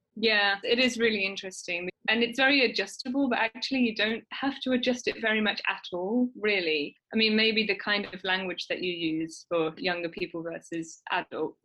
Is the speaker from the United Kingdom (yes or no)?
yes; United Kingdom